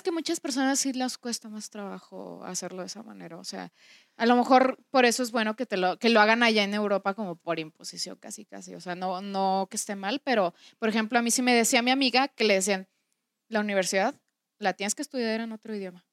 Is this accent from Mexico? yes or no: yes; Mexico; first language Spanish; nosotros, que somos mexicanos